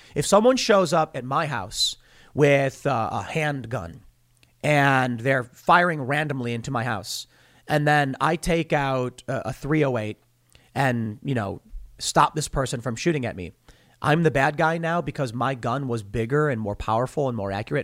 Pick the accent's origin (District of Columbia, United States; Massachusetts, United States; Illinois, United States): Illinois, United States; Chicago; growing up in Chicago, you know that, like, forty-seventh Street divided the, the black neighborhood from the mostly white neighborhood.